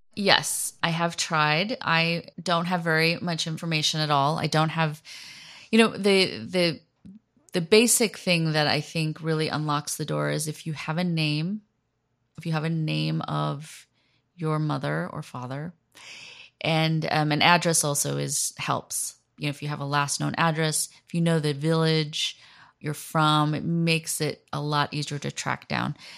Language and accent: English; United States; moved away as an adult; now in South Korea; I am coming at this as an American, raised in, raised in America